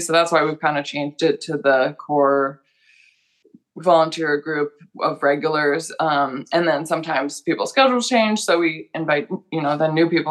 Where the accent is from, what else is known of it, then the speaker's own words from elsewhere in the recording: Illinois, United States; moved away as an adult; now in Oregon, United States; I'm from Illinois